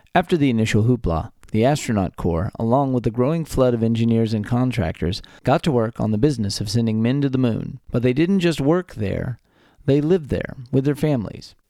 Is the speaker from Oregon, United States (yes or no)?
no; Texas, United States; three friends born and raised in the Lone Star State